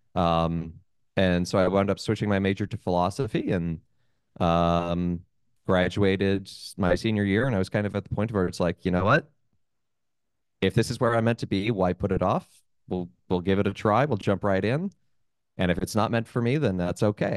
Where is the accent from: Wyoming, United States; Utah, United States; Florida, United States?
Utah, United States; moved away as an adult; also born or lived in Columbus, Ohio; now in New York City, United States; I'm originally from Utah, born and raised